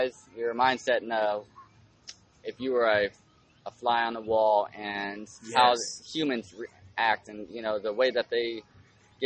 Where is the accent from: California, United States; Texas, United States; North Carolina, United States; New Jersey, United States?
Texas, United States; I'm from Texas